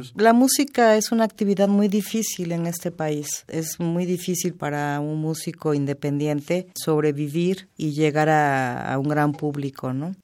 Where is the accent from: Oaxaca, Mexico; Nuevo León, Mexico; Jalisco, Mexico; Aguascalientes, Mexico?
Oaxaca, Mexico; mi niñez en Oaxaca